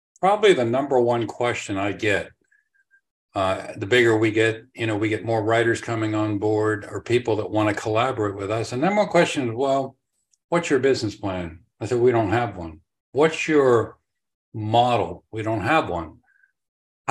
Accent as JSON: {"language": "English", "town": "Pittsburgh", "region": "Pennsylvania", "country": "United States", "also_born_or_lived": "England / Tampa Bay, Florida", "moved": "yes", "lives_now": "Tampa, United States", "said": "I'm originally from Pittsburgh, but we moved here to Tampa"}